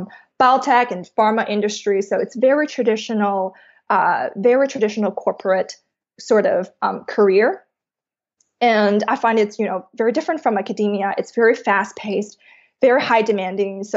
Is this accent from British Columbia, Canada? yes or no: yes; Vancouver, British Columbia, Canada; moved away as an adult; also born or lived in New York; I'm originally from Vancouver, Canada